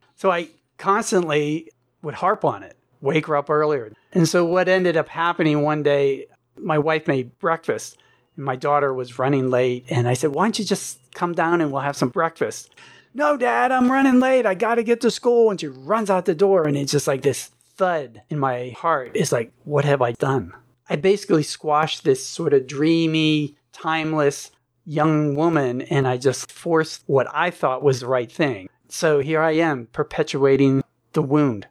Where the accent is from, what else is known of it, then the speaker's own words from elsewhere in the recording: Pittsburgh, Pennsylvania, United States; moved away as an adult; also born or lived in Fairfield, Iowa; now in Ashland, United States; I moved out west from Pittsburgh, Pennsylvania, is I remember I grew up in Pennsylvania